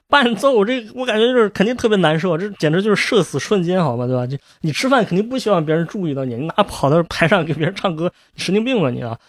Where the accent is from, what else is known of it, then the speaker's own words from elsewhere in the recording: China; 这个在我们中国人也好，美国人也好